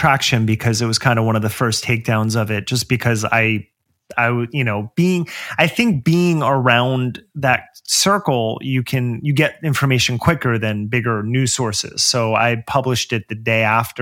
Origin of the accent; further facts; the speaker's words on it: New Jersey, United States; moved away as an adult; also born or lived in New York City; now in Los Angeles, United States; I grew up in New Jersey